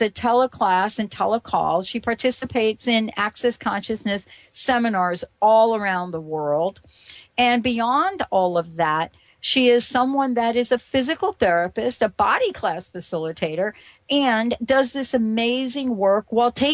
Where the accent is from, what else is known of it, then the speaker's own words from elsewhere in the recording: New York, United States; accent: New York; my New York accent